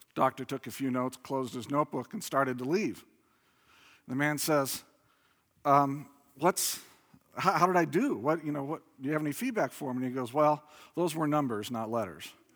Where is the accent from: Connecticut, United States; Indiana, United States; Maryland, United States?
Indiana, United States; I grew up in Indiana